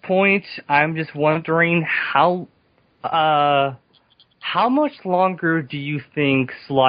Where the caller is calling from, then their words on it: California, United States; I'm calling from California.